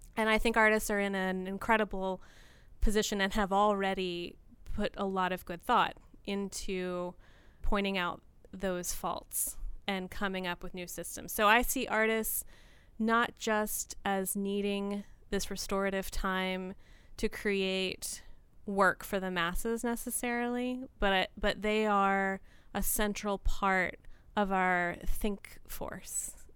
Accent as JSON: {"language": "English", "region": "rural Tennessee", "country": "United States", "tie": "born or raised there", "also_born_or_lived": "Nashville, Tennessee / Baltimore / New York", "moved": "yes", "lives_now": "Port Townsend, United States", "said": "I was born in Nashville, Tennessee, but my family quickly moved into a rural area in Tennessee"}